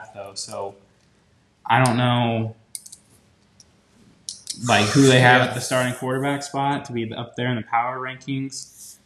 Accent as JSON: {"language": "English", "region": "Northeast Indiana", "country": "United States", "said": "we're both from Northeast Indiana"}